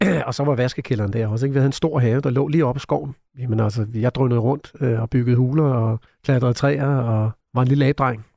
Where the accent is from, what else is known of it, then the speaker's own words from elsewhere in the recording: Næstved, Zealand, Denmark; moved away; also born or lived in London; født og opvokset i Næstved